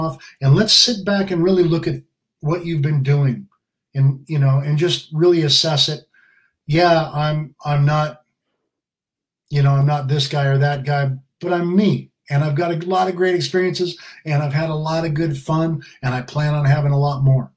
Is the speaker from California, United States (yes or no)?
yes; San Diego, California, United States; I was born and raised in Alec Gardens, mm-hmm. like kind of by San Diego State area, Waring Road.